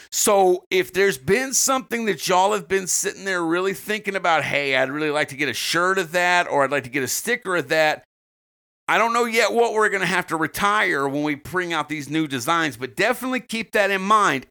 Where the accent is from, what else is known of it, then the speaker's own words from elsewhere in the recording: the South, United States; As a Southerner